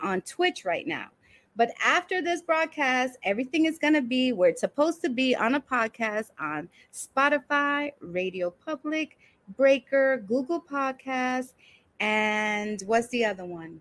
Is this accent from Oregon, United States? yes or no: no; New York City, New York, United States; also born or lived in Brooklyn; I was born in Brooklyn, raised in Washington Heights, and now living in the Bronx.